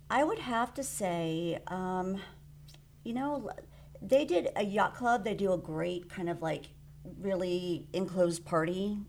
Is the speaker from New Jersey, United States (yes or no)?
no; South Florida, United States; moved away as an adult; also born or lived in The Woodlands, Texas; now in Walden, United States; I am from South Florida